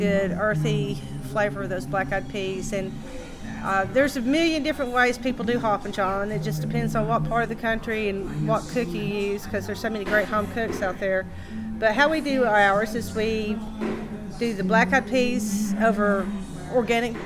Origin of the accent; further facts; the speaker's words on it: Ducktown, Tennessee, United States; now in Knoxville, United States; I grew up in Ducktown, and you know, you had to cook in the country because there were no restaurants.